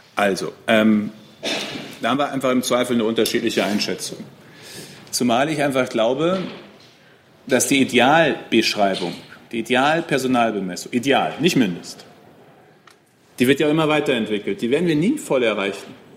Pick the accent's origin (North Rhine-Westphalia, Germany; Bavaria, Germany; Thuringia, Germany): North Rhine-Westphalia, Germany; Münsterland; bei uns im Münsterland